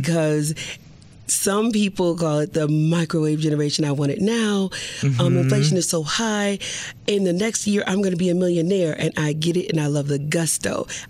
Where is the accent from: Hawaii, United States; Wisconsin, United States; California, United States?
Wisconsin, United States; Milwaukee; I grew up in Milwaukee, yeah. Wisconsin.